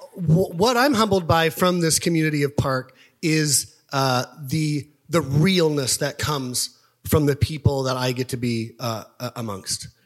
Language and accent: English; Topeka, Kansas, United States; moved away; I grew up in Topeka, Kansas